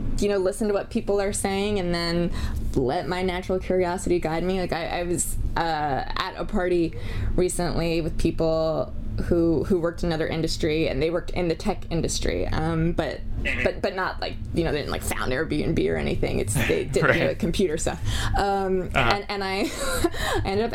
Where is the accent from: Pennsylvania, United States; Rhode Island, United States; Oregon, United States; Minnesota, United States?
Pennsylvania, United States; growing up in Pennsylvania